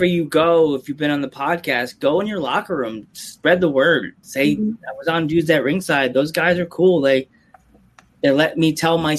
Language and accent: English; Long Island, New York, United States; now in Pennsylvania, United States; I'm from New York. I live in PA now, but I grew up in New York. I grew up in Long Island